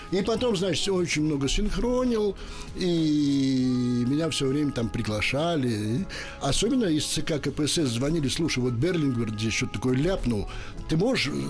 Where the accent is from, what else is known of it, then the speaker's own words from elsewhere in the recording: Bakhmach, Chernihiv Oblast, Ukraine; moved away; also born or lived in Moscow; Я родился в Бахмаче на Украине